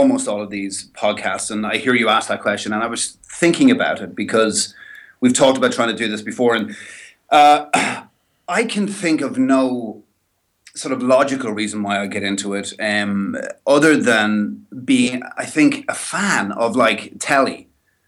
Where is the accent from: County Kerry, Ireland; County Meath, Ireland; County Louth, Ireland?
County Louth, Ireland; Dundalk; also born or lived in Dublin; I'm from Dundalk, and when I was four, we went to Dublin for a year.